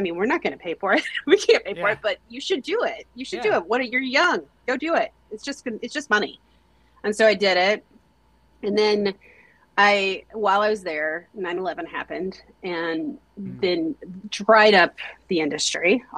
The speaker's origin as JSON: {"language": "English", "town": "Teague", "region": "Texas", "country": "United States", "tie": "born or raised there", "also_born_or_lived": "Denton, Texas", "said": "Originally I'm from Teague, Texas."}